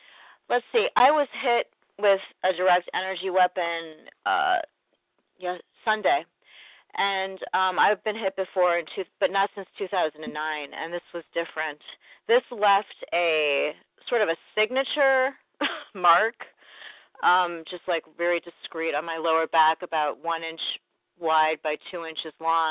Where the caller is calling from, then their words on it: St. Louis, Missouri, United States; I'm from St. Louis. I've never called in before.